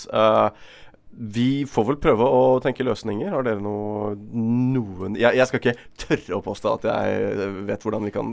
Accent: Bergen, Vestland, Norway; Som bergenser et godt rævhold.

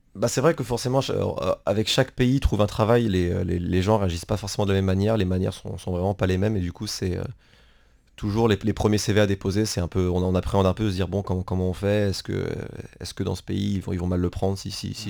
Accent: France; moved away; en tant que Français

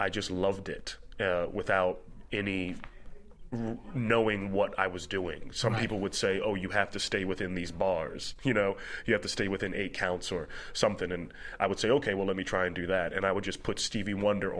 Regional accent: Philadelphia, Pennsylvania, United States; I'm from Philly

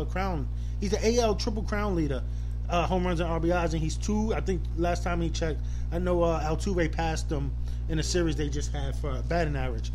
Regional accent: New York City, New York, United States; I played basketball growing up in New York City

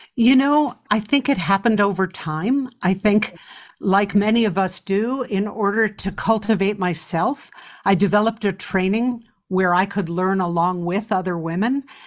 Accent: New York City, New York, United States; as a child growing up in New York City

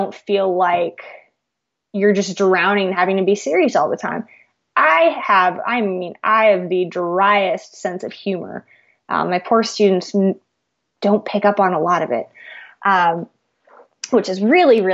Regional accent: California, United States; now in Missouri, United States; I grew up in California

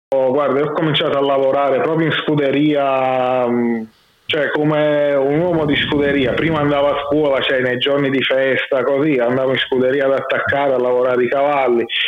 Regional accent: Naples, Campania, Italy; moved away as an adult; also born or lived in Milan; now in Trieste, Italy; io sono nato a Napoli, cresciuto a Napoli fino all'età di mm, quasi vent'anni

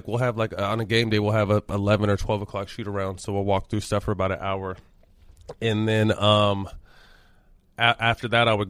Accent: Sacramento, California, United States; But growing up in Sacramento, I was a huge Laker fan, but then kind of became a Kings fan

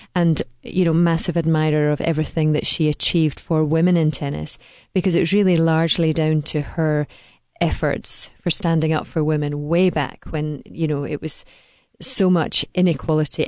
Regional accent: Dunblane, Scotland, United Kingdom; I come from Dunblane, which, if you stuck a pin right in the middle of Scotland, you would find Dunblane

